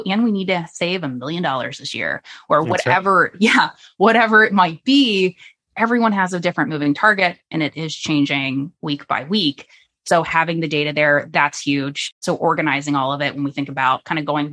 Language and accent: English; Florida, United States; now in Virginia, United States; So I grew up in Florida